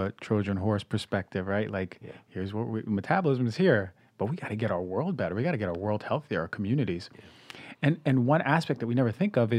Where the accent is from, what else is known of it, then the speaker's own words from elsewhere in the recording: New York City, New York, United States; back in my hometown in Queens